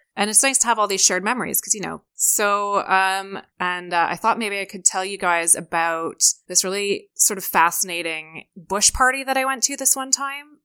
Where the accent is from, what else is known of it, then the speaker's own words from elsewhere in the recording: Hamilton and Toronto, Ontario, Canada; moved away; I'm also Canadian